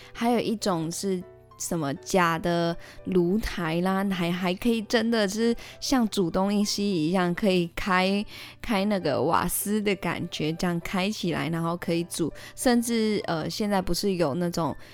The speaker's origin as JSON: {"language": "Chinese", "country": "Malaysia", "said": "我是来自马来西亚的"}